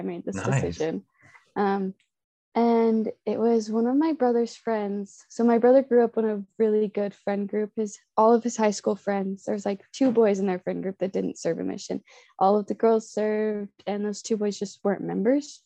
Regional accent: North Ogden, Utah, United States; I am from North Ogden, Utah, and I've been called to serve in the Barcelona, Spain mission

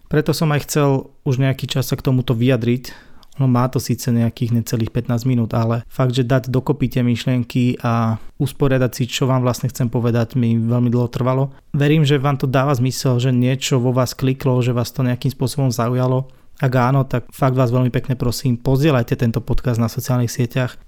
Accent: Sereď, Trnava Region, Slovakia; u nás doma v Seredi

